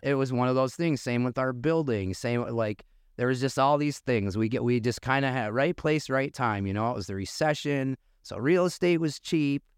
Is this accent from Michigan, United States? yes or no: yes; Muskegon, Michigan, United States; also born or lived in Boca Raton, Florida / Naples, Florida; we're both locals, born and raised in Muskegon